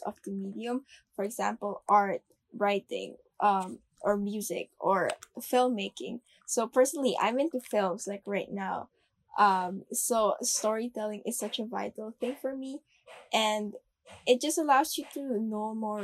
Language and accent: English; Philippines; I'm from the Philippines and I've been here all my life